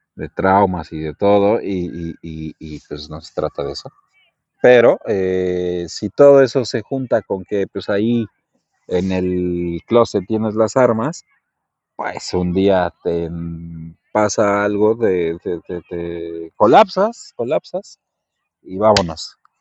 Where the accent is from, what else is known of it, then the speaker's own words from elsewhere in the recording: Mexico; soy mexicano